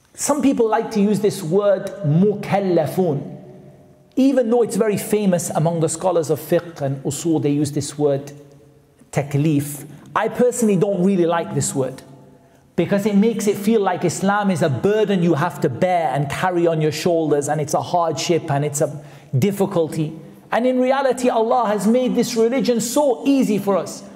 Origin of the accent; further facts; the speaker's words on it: Newcastle upon Tyne, North East England, United Kingdom; I'm from Newcastle, which is not that far away